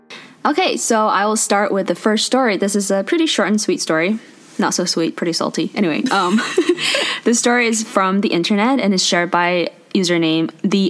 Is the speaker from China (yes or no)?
yes; China; now in Canada; stop taking me to Chinese restaurants in Canada and United States. I'm from China.